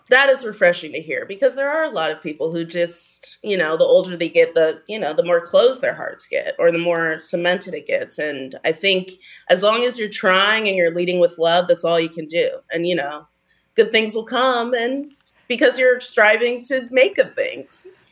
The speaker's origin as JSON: {"language": "English", "town": "Pasadena", "region": "California", "country": "United States", "tie": "born or raised there", "said": "I grew up in Pasadena"}